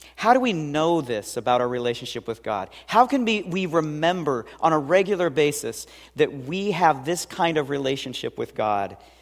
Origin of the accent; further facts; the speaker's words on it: Seattle, Washington, United States; I grew up in West Seattle